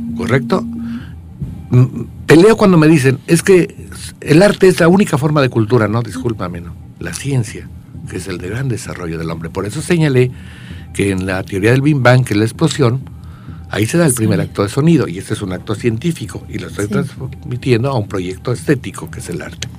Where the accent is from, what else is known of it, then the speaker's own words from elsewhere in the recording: Querétaro, Mexico; Yo nací al otro lado donde se fundó Querétaro